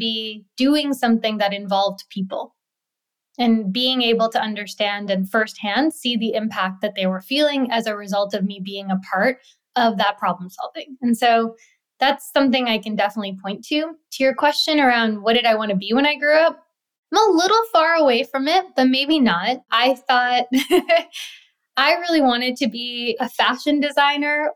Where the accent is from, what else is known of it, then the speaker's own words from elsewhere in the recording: New York City, New York, United States; also born or lived in India; living in India and then growing up in New York City